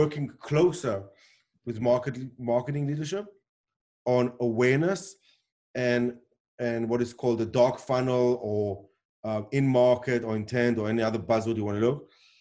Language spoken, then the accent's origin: English; South Africa; born or raised there; accent: weird accent, not an Israeli accent; moved away; also born or lived in Israel